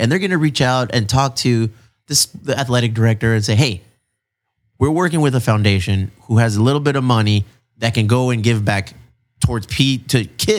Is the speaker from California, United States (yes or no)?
yes; South Bay, California, United States; we're all from the South Bay.